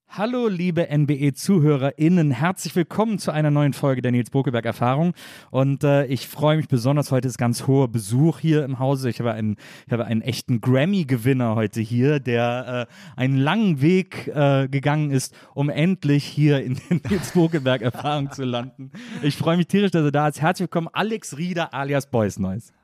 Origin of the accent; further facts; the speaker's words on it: Cologne, North Rhine-Westphalia, Germany; Köln, ich komme ja aus Köln